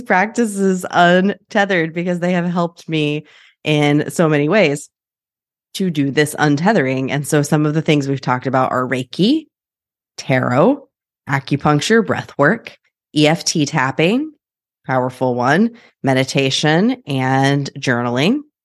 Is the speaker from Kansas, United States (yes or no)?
yes; Wichita, Kansas, United States; now in Portland, United States; I am from Wichita, Kansas, originally, now in Portland